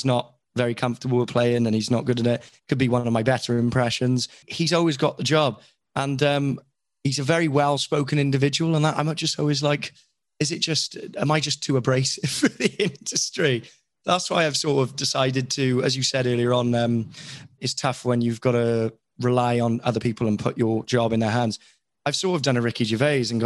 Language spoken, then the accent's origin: English; Wales, United Kingdom; I'm Welsh.